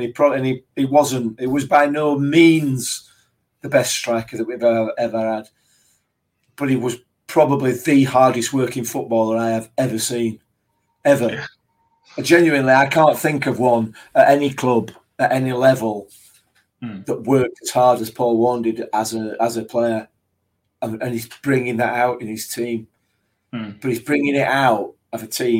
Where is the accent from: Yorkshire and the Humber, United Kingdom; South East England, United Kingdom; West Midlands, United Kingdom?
Yorkshire and the Humber, United Kingdom; Rotherham; We're all from Rotherham